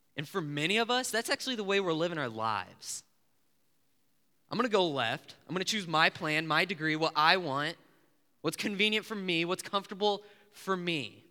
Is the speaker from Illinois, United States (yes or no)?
yes; Illinois, United States; I'm from Illinois